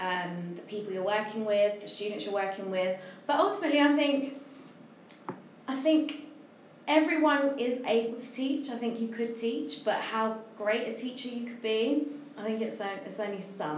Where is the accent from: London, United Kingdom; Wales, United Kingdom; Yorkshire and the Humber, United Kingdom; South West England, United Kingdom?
London, United Kingdom; East London. I went to quite a good school